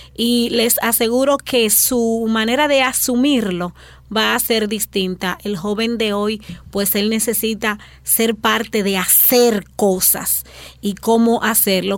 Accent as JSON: {"language": "Spanish", "country": "Dominican Republic", "said": "nuestra identidad como dominicanos"}